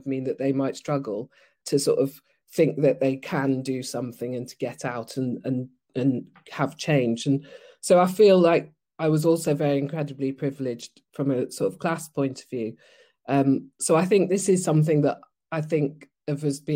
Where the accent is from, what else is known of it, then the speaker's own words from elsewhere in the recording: Nigeria; moved away; I grew up in Nigeria, and then I went to basically a not so good state school